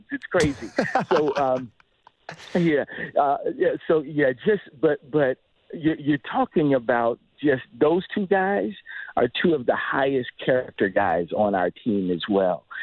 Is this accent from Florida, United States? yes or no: yes; Dunedin, Florida, United States; now in Toronto, Canada; I'm a Florida boy, grew growing up in Dunedin